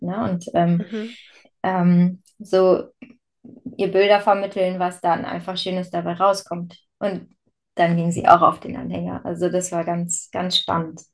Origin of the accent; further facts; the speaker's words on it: Verden district, Lower Saxony, Germany; now in Bad Bentheim, Germany; meine alte Heimat ist der Landkreis Verden, also bei dir in der Nähe